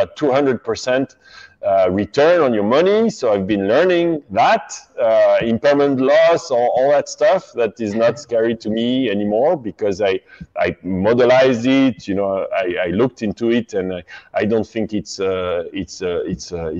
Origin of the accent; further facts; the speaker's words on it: France; I grew up in France, and it's very Catholic there